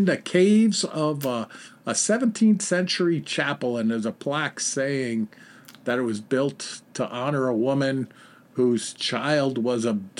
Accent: Brockport, New York, United States; now in Dallas, United States; I, too, am a born and raised New Yorker. I was born and raised in upstate in Brockport, New York.

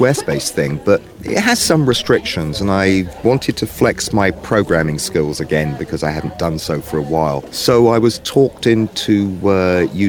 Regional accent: England, United Kingdom; now in New York, United States; I'm an Englishman that moved to New York

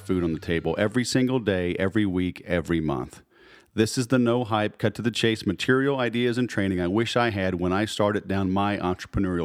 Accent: Houston, Texas, United States; I grew up in Houston, too

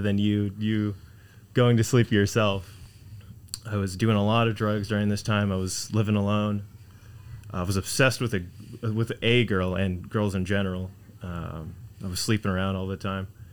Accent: Houston, Texas, United States; now in Laredo, United States; born and raised in Houston, Texas. Cypress Houston, Texas

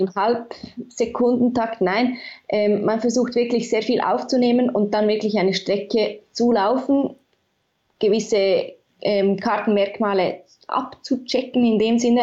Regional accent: Bern, Switzerland; Ich komme aus Bern und bin auch hier aufgewachsen, also die Hauptstadt

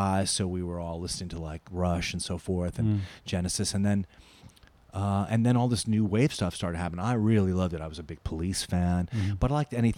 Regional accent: New York City, New York, United States; I grew up in Forest Hills, which is about five minutes from here.

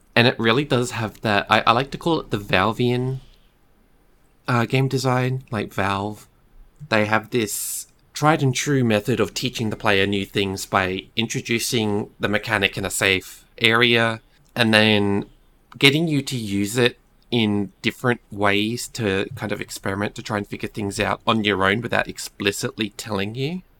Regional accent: Australia; Being Australian

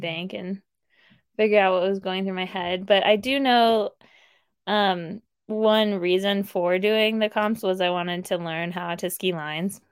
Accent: Placerville, California, United States; also born or lived in South Lake Tahoe, California; I grew up in Placerville, which is about an hour from South Lake

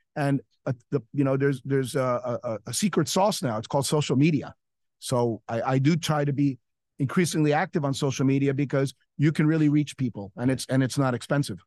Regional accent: New York City, New York, United States; now in Miami, United States; I'm a New Yorker

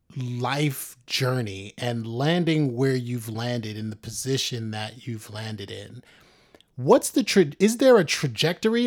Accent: New York City, New York, United States; I grew up in the South Bronx

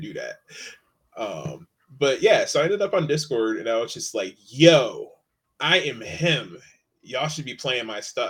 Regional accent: Connecticut, United States; also born or lived in Hartford, Connecticut; I'm from Connecticut

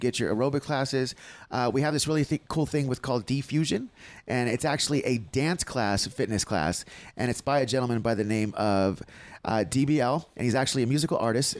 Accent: San Diego, California, United States; moved away; I grew up in San Diego.

